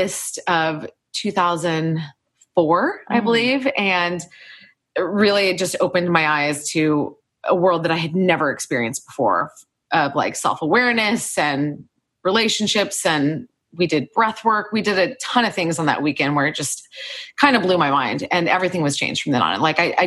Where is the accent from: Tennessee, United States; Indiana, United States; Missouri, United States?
Indiana, United States; Indianapolis; now in Chicago, United States; So geographically, I'm from the Midwest. I grew up in Indianapolis, Indiana. And then I moved to Chicago right after college, which was where my real life began.